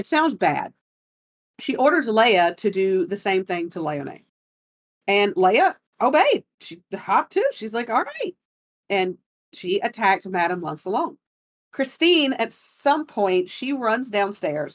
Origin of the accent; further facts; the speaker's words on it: Gulf Coast, United States; I'm from the Gulf